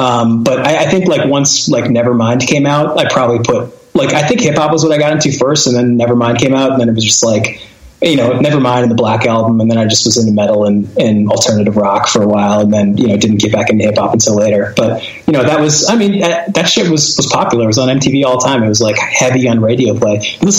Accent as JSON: {"language": "English", "region": "Connecticut", "country": "United States", "tie": "born or raised there", "said": "He and I grew up together in Connecticut, and like all those dumb bands I was in were with him"}